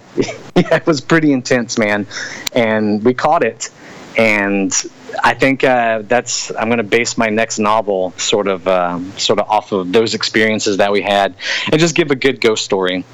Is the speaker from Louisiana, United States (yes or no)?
yes; Hammond, Louisiana, United States; also born or lived in Covington, Louisiana / Fort Polk, Louisiana; growing up in Hammond, Louisiana